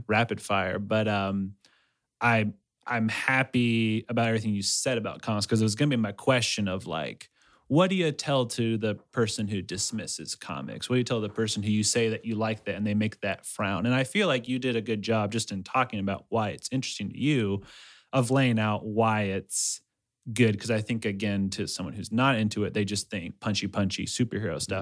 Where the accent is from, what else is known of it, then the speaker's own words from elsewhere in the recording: Ecuador; moved away; I'm from Ecuador.